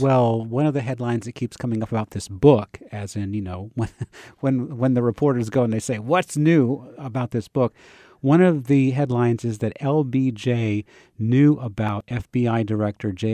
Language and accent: English; Savannah, Georgia, United States; I'm from Savannah